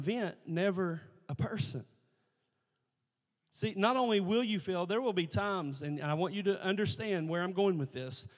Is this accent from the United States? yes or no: yes; United States; We had kids in my holler. Yeah, I said holler. I'm from Logan County. We had a holler